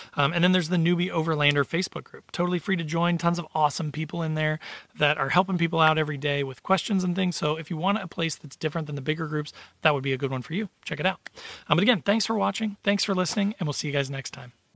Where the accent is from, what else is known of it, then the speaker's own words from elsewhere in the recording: Midwest, United States; So I live in the Midwest. I'm from the Midwest